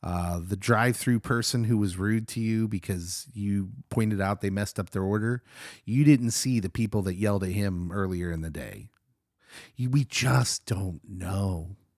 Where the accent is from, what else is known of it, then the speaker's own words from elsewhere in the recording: Lawrence, Kansas, United States; I grew up in Lawrence, loving KU basketball.